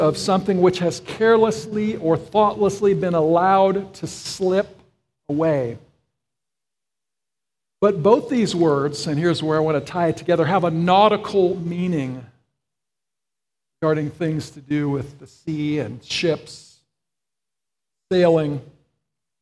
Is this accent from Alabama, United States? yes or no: no; Florida, United States; I grew up in Florida, and I was on the Gulf side.